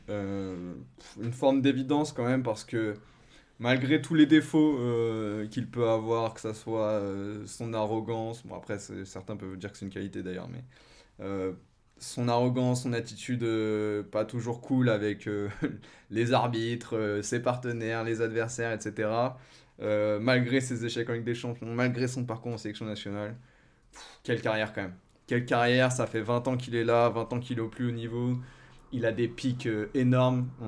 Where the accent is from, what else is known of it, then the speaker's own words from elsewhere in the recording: France; je pense, quand on est français de notre génération, qui nous a forcément marqué.